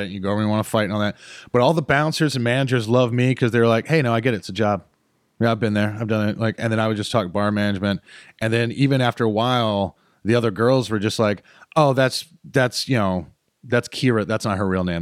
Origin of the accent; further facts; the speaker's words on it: High Point, North Carolina, United States; moved away; also born or lived in Greensboro, North Carolina / Winston-Salem, North Carolina; I was born in Greensboro Hospital. I grew up in High Point, and I went to school in Winston-Salem. I am Piedmont Triad through and through